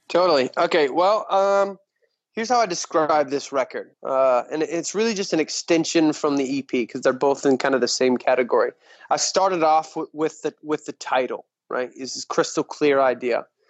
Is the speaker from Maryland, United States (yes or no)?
no; West Texas, United States; also born or lived in Montana / Lubbock, Texas; born and raised in West Texas